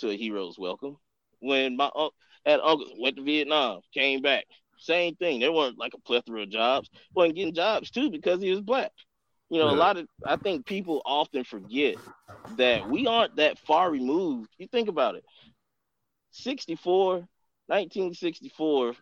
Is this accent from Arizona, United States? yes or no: no; Atlanta, Georgia, United States; growing up in the Deep South, I'm from it, you know, I grew up in Atlanta